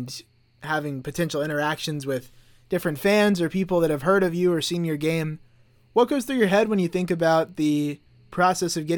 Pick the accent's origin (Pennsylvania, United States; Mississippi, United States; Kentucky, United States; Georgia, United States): Georgia, United States; Atlanta; I'm from Atlanta